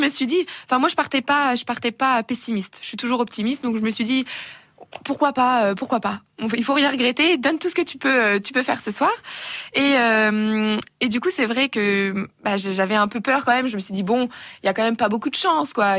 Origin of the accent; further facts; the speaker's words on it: Burgundy, Bourgogne-Franche-Comté, France; je viens de la Bourgogne